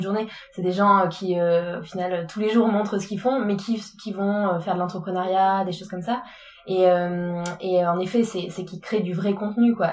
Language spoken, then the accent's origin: French; France; en tant que Français